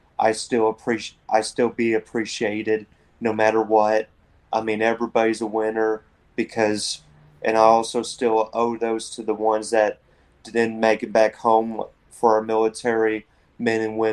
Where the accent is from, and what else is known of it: Whitesboro, Texas, United States; born or raised there; also born or lived in Rockwall, Texas